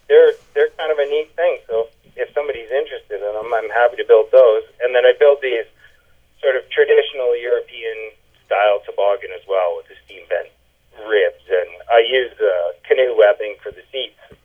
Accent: Thunder Bay, Ontario, Canada; I grew up in Thunder Bay

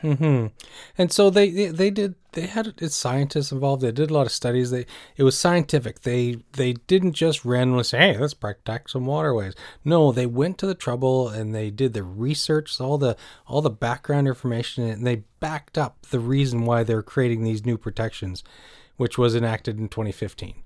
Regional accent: Canada; also born or lived in Cornwall, Ontario

